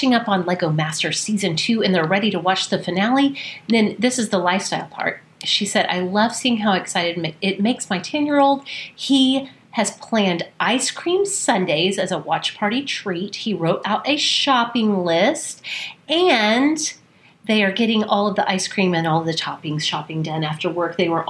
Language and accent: English; Wales, United Kingdom; I'm Welsh and I can't even say this.